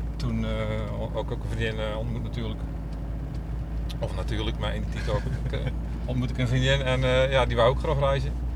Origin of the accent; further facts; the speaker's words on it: Domburg, Zeeland, Netherlands; now in Middelburg, Netherlands; In Domburg.